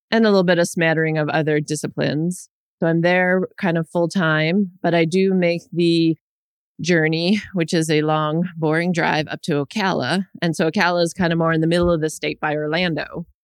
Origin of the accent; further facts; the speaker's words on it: Winnipeg, Manitoba, Canada; now in Ontario, Canada; I grew up in Winnipeg and am very familiar with winters